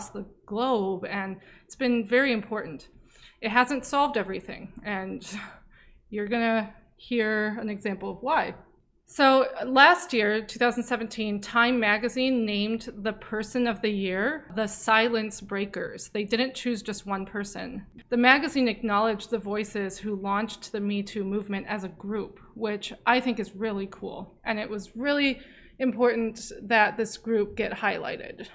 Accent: Saudi Arabia; now in United States; I'm Saudi and a lesbian

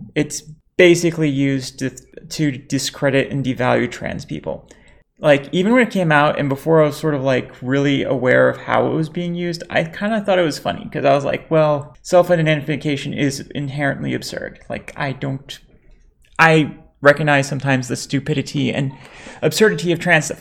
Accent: United States; growing up in America, my folks were really trying to raise me to be American.

